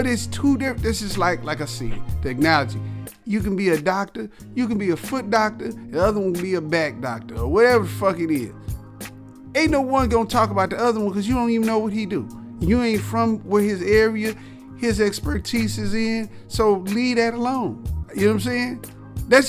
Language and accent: English; the South, United States; I'm from the South